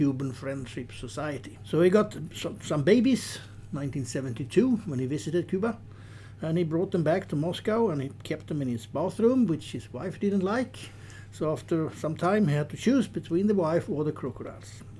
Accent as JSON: {"language": "English", "country": "Sweden", "said": "As most Swedish people"}